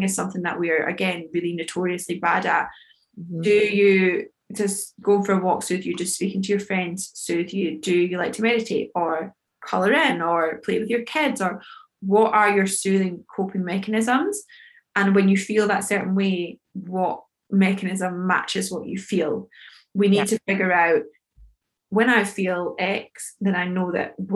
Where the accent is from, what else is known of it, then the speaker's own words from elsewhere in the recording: United Kingdom; We, especially as British people